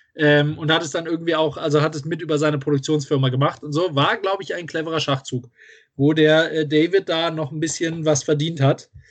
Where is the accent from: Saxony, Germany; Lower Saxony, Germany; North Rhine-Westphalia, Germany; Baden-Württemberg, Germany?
North Rhine-Westphalia, Germany; Düsseldorf; ich jetzt so weit weg von Düsseldorf bin und hier immer noch meine Heimatstadt sehe